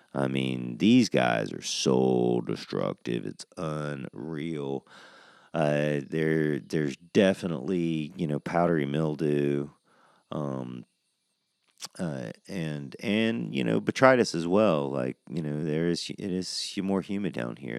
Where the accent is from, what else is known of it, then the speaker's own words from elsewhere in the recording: Georgia, United States; now in Oklahoma, United States; I'm from Georgia